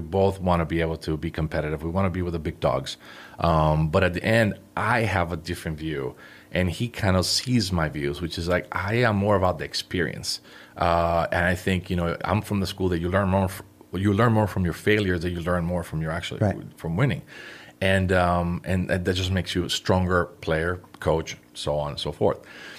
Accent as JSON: {"language": "English", "country": "Puerto Rico", "tie": "born or raised there", "said": "I was born in Puerto Rico."}